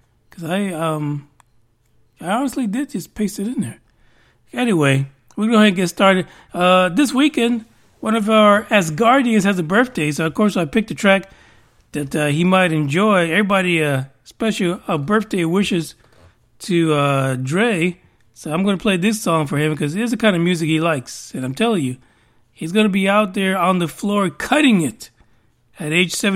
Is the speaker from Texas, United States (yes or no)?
no; New York, United States; growing up in New York, I used to listen to a lot of reggae.